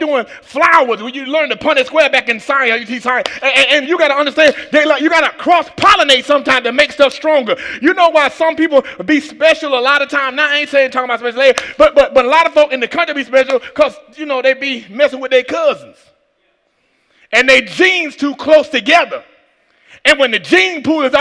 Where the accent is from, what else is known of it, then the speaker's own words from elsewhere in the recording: Atlanta, Georgia, United States; I'm from Atlanta